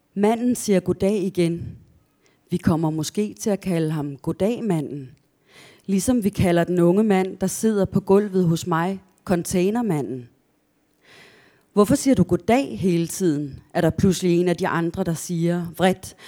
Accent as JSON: {"language": "Danish", "area": "a village outside Kolding", "region": "Southern Denmark", "country": "Denmark", "tie": "born or raised there", "also_born_or_lived": "Askov, Denmark", "said": "vi flyttede senere til en landsby langt, langt ude på landet, øh, uden for Kolding"}